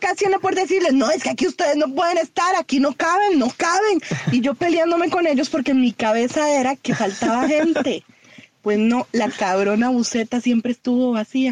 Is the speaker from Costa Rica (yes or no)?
yes; Costa Rica; como buenos ticos